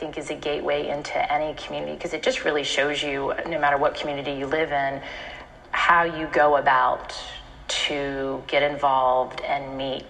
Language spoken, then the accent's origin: English; Richmond, Virginia, United States; moved away as an adult; now in Portsmouth, United States; I grew up in Richmond.